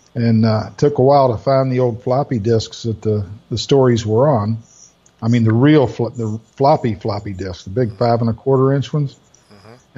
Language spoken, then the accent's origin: English; Orlando, Melbourne area, Florida, United States; moved away; also born or lived in Greenville; most of my sales were in the Orlando, Melbourne area where I grew up and in Greenville where I was living